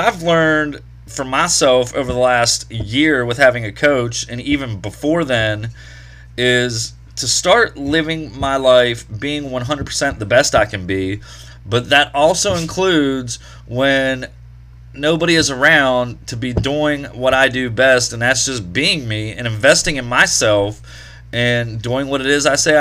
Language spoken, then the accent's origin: English; Wheeling, West Virginia, United States; here in the Wheeling area, Chili Cook-Off is coming up Saturday, July the 2nd. One of my favorite events here in my hometown